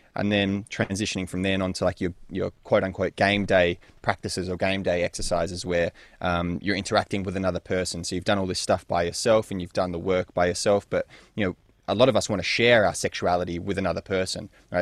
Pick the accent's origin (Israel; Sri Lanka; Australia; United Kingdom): Australia; Perth, Western Australia; also born or lived in North London; born in North London and spent a couple of years there before moving with the family, uh, into Perth, Western Australia, which is what I would consider my home and where I grew up for the most part